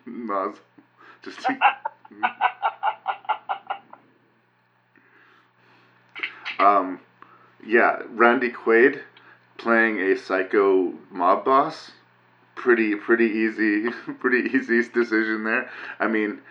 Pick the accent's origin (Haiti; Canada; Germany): Canada; just being Canadian